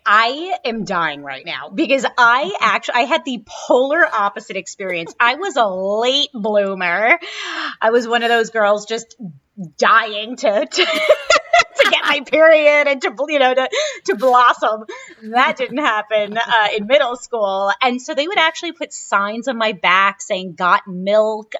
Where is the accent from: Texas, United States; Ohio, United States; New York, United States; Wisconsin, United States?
New York, United States; New York City; when I was a kid growing up in Brooklyn